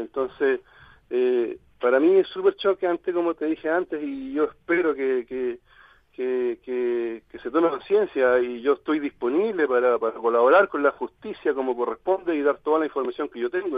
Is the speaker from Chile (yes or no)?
yes; Chile; yo soy hincha del Colo Colo, como somos con la mayoría de los chilenos acá